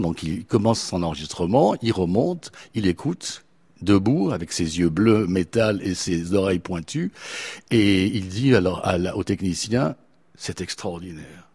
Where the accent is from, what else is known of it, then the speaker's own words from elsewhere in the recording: Geneva, Switzerland; moved away as an adult; also born or lived in Anjou/Poitou, France; now in France; je suis de Genève et, je suis très très heureux de revenir dans ma ville natale périodiquement